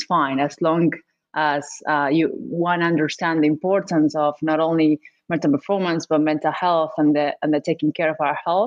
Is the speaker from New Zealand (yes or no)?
no; Argentina; I'm from Argentina.